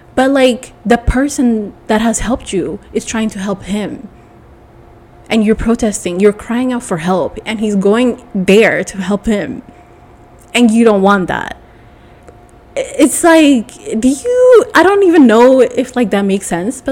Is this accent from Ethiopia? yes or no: yes; Ethiopia; I'm from Ethiopia